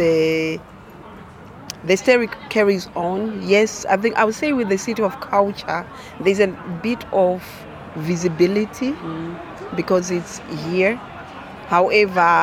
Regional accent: Zimbabwe; now in Coventry, United Kingdom; I am originally from Zimbabwe

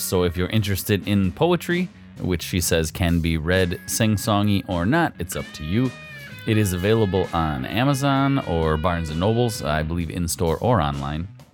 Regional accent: Wisconsin, United States; accent: Wisconsin; I have a Wisconsin accent, yes, Midwest

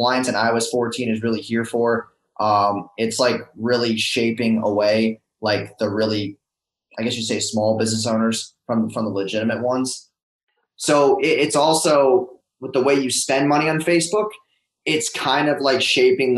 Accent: New York, United States; moved away as an adult; also born or lived in Orlando, Florida; now in Tampa, United States; I'm originally from New York

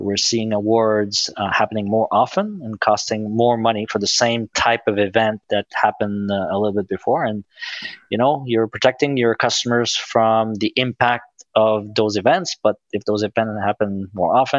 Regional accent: Quebec City, Quebec, Canada; moved away; I'm from Quebec City.

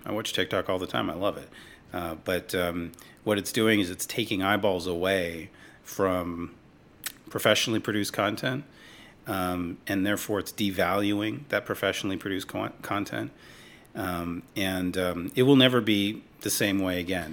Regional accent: Los Angeles, California, United States; I was born in Hollywood, literally in Hollywood

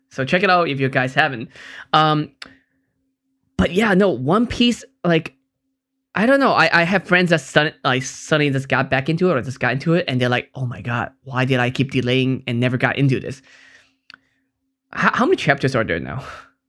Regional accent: Hong Kong; I'm from Hong Kong, so that's why it's a big thing in Asia.

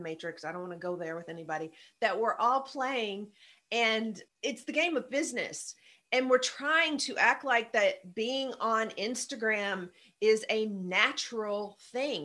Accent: the South, United States; I'm from the South

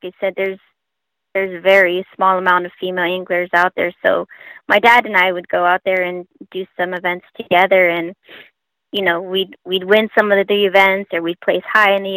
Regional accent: Long Beach, California, United States; We're born and raised in Long Beach, California

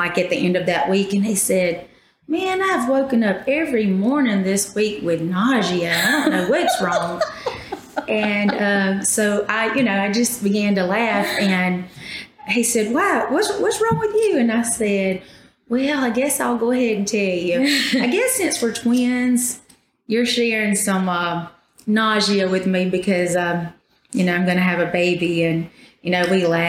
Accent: Poarch Creek community, Alabama, United States; I grew up in the Porch community. I've lived here all my life.

